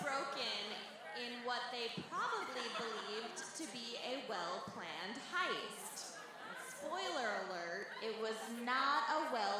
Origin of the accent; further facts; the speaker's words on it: Denver, Colorado, United States; Fuck the Springs, we're from Denver.